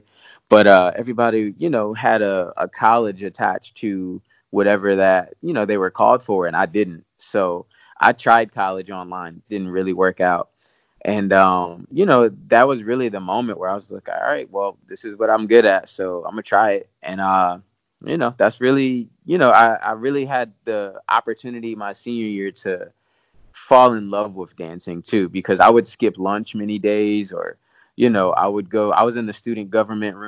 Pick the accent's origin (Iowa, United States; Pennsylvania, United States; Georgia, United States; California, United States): Pennsylvania, United States; Williamsport; moved away; I'm from Williamsport, Pennsylvania.